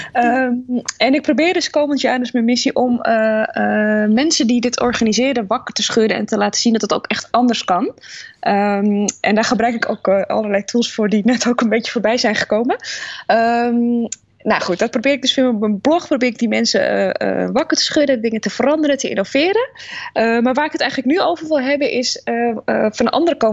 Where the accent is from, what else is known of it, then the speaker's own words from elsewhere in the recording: Netherlands; we zijn best wel kritisch uh, als Nederlanders op allerlei dingen